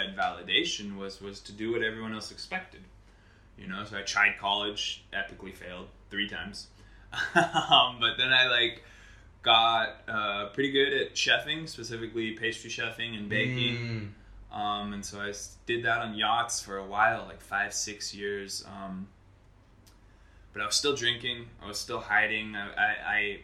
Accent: United States; I grew up in America. I was born in America.

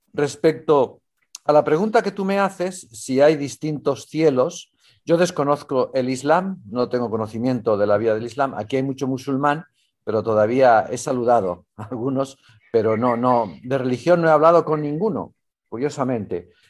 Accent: Valencian Community, Spain; moved away as an adult; also born or lived in Mexico / Chile / Italy / Rome

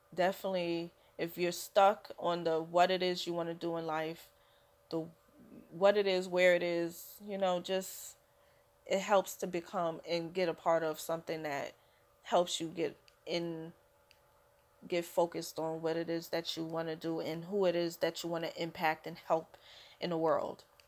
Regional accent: New York City, New York, United States; I'm a a New Yorker through and through so I've lived here my whole life

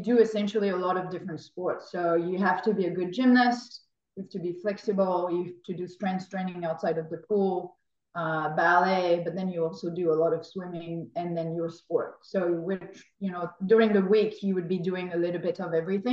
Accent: France; moved away; growing up in France, we're not early morning people.

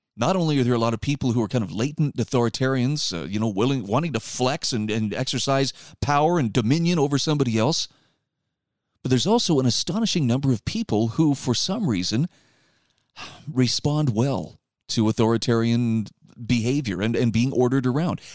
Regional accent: Utah, United States; my home state of Utah.

